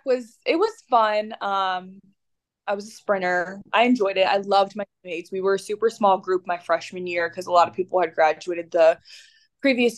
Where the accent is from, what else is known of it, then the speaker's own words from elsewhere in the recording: Roanoke, Virginia, United States; moved away as an adult; also born or lived in Indiana; now in Florida, United States; I am originally from Roanoke, Virginia, in the valley